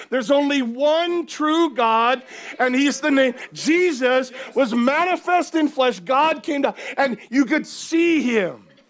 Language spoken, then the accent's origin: English; United States; now in Cardiff, United Kingdom; where I grew up in the U S